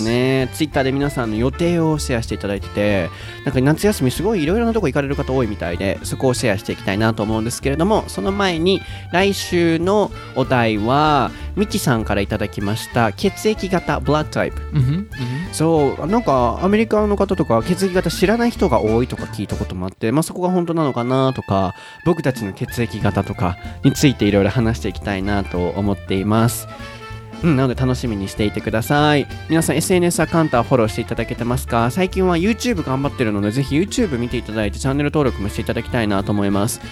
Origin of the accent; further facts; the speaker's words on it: Osaka, Japan; 天王寺。僕の天王寺 僕の地元ですよ